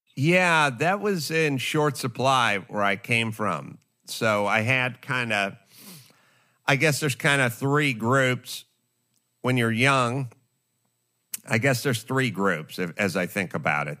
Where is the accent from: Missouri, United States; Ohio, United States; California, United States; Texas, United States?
California, United States; Los Angeles; I grew up in North Hollywood